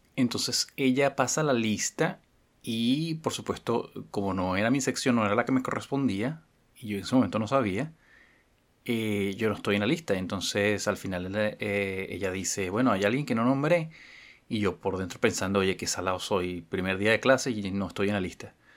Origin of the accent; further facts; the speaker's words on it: Caracas, Capital District, Venezuela; yo pasé gran parte de mi infancia en Katia.